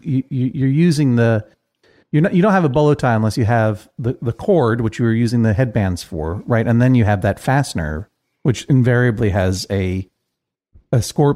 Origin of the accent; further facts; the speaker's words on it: Boston, Massachusetts, United States; I grew up in Boston in the 80s